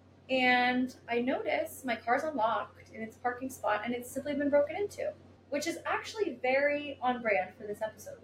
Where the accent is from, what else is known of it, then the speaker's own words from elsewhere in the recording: New York City, New York, United States; moved away as an adult; now in Los Angeles, United States; I am from New York